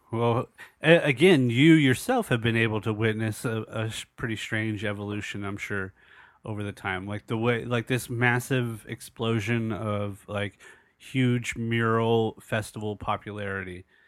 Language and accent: English; Southern California, United States; as a young man growing up in Southern California, going through Los Angeles in the late eighties, early nineties